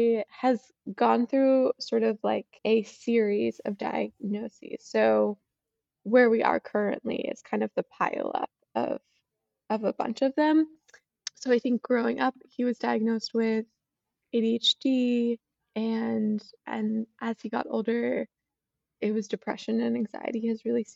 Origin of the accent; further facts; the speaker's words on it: Boston, Massachusetts, United States; I'm from Boston area